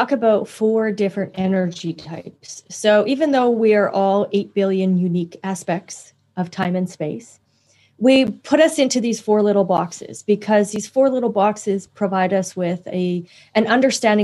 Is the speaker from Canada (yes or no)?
yes; Canada; I'm also Canadian